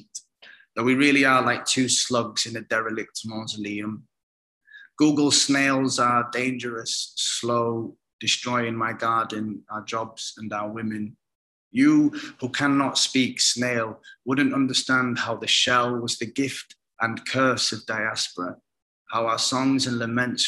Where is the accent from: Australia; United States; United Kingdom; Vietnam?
United Kingdom; also born or lived in Somalia; I'm British Somali, and my immediate heritage is very nomadic